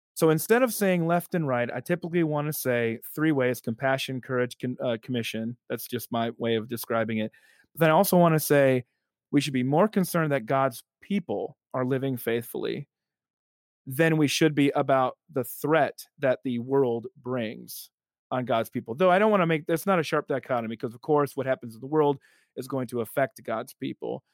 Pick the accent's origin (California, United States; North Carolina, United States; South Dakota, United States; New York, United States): South Dakota, United States; moved away as an adult; also born or lived in Evanston, Illinois; now in Alabama, United States; South Dakota, my first eighteen years